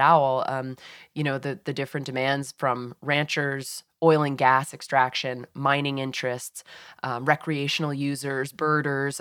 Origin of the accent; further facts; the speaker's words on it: Massachusetts, United States; moved away; I grew up in Massachusetts